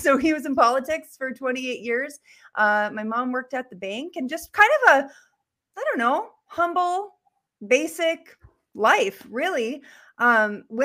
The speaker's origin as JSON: {"language": "English", "town": "Bowman", "region": "North Dakota", "country": "United States", "tie": "born or raised there", "also_born_or_lived": "Bismarck, North Dakota", "said": "I'm from Bowman, North Dakota. That's where I was born and raised."}